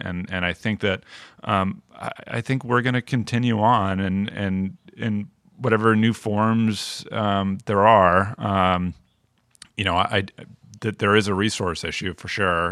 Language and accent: English; Chelmsford, Massachusetts, United States; now in Providence, United States; I'm from Massachusetts, uh, from Chelmsford, Mass, just outside of Lowell